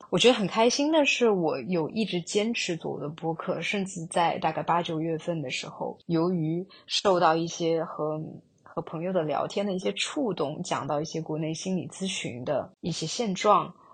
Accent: China; moved away as an adult; also born or lived in Singapore; 我自己本身出生在中国大陆，高中毕业之后去新加坡留学

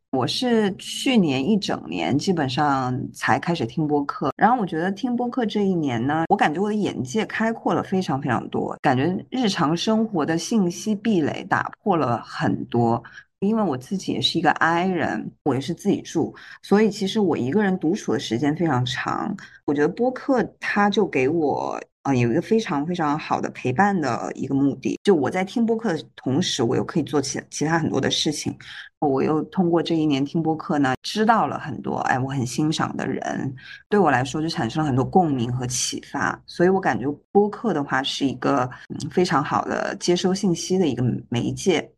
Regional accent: Guizhou, China; moved away as an adult; now in Hong Kong; 我是贵州人，读研的时候去了香港，然后跟 Jane 认识。目前工作呢是在香港

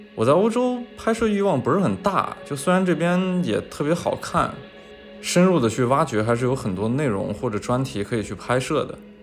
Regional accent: Shanxi, China; moved away; 我老家是山西， 然后我们山西其实有非常多的文物

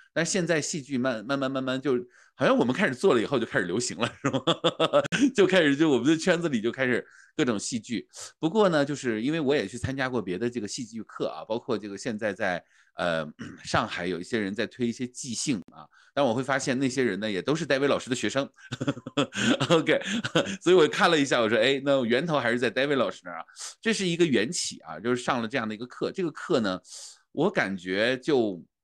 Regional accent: Changchun, Jilin, China; 我在长春的吉林省京剧院，啊，的那个就是大院儿里面长大的

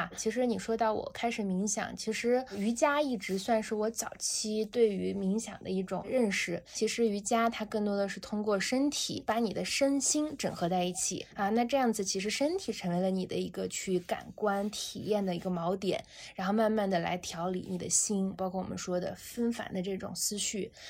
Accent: Xinjiang, China; moved away; 我出生在新疆，我爷爷那个时代，他们就是跟着王震的部队去了新疆，后来就在兵团开始一直留在那儿，其实是奉献边疆。从小在新疆，因为爷爷也在这个兵团农场，

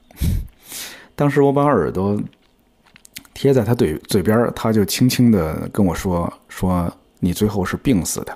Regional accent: China; 我的家乡其实是在天津跟河北交界的一个地方，所以我从小就见过很多乡村里边儿的葬礼

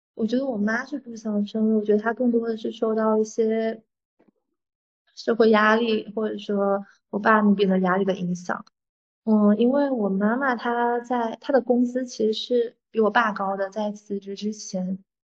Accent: Fujian, China; 我是闽南人

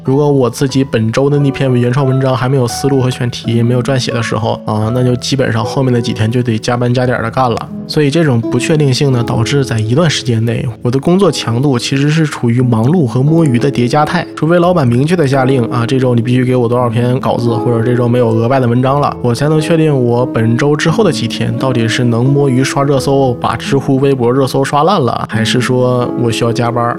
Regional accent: Jilin, China; 我的家乡吉林那边，就是东北

